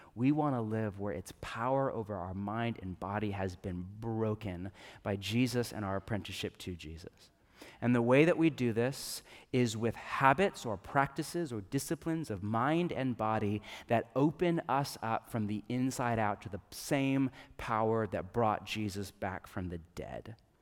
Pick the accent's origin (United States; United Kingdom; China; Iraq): United States; Northern California; I grew up in California, but I grew up in Northern California